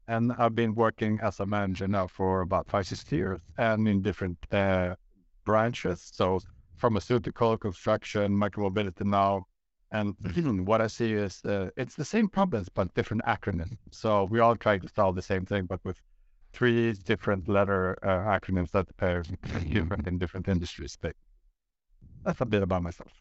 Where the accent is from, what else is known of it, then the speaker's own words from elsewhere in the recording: Sweden; born and raised in Sweden by two Greek parents